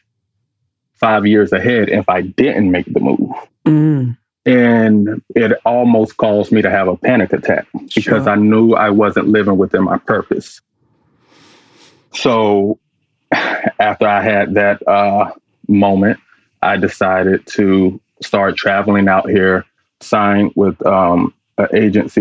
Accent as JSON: {"language": "English", "town": "Atlanta", "region": "Georgia", "country": "United States", "tie": "born or raised there", "also_born_or_lived": "Durham, North Carolina / Charlotte, North Carolina", "moved": "as an adult", "lives_now": "Los Angeles, United States", "said": "I was born in Durham, North Carolina, raised in Atlanta"}